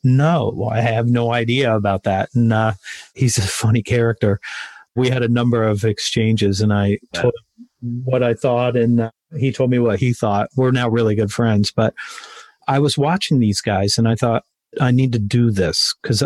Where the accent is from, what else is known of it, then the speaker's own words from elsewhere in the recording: Westerville, Ohio, United States; also born or lived in Columbus; my hometown, Westerville